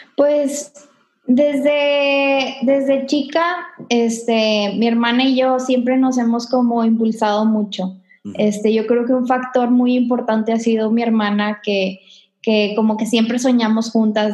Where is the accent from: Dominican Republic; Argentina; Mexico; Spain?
Mexico; Monterrey, Nuevo León; yo soy aquí de Monterrey, tengo toda mi vida acá